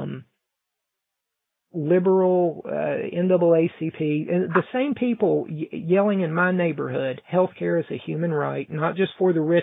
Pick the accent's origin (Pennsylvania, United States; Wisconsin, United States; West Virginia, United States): West Virginia, United States; Mount Hope; we're a very small town here in Mount Hope